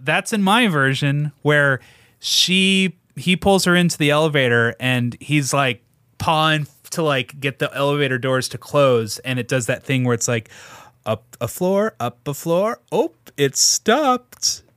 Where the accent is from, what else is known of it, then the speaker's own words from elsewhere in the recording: Portland, United States; we're from Portland